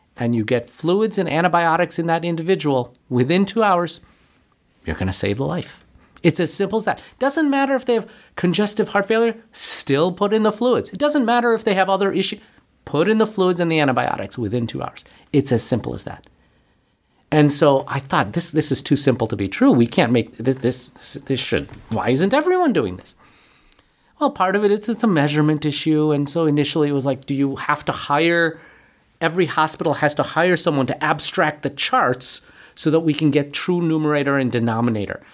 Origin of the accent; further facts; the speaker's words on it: Buffalo, New York, United States; moved away; also born or lived in Manhattan, New York; I was born and raised in Buffalo